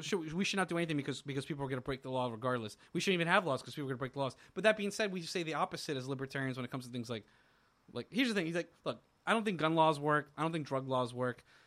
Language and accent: English; Florida, United States; growing up in Florida